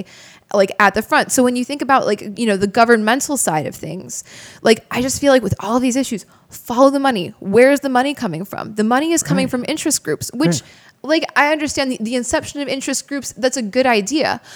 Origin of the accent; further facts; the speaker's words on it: Crystal Lake, Illinois, United States; the hometown we grew up in, in Crystal Lake